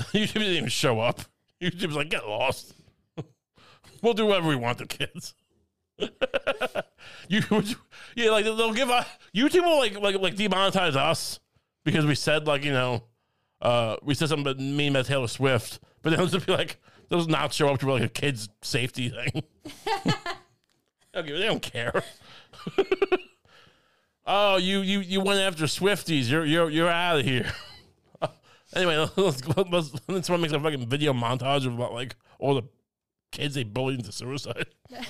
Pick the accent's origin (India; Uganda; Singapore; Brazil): Singapore; also born or lived in China; No, I'm from Singapore. Right. But you lived in China. Yeah, I did.